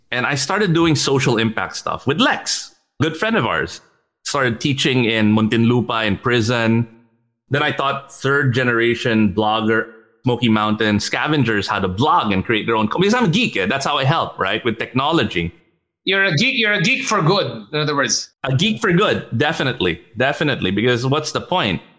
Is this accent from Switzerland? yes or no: yes; Switzerland; also born or lived in United States; I grew up in Switzerland and in the US